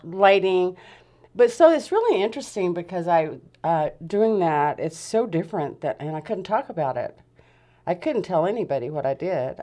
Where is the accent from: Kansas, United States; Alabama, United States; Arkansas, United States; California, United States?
Alabama, United States; Huntsville; moved away as an adult; now in Grants Pass, United States; I'm from Huntsville, Alabama, so I'm a Southern belle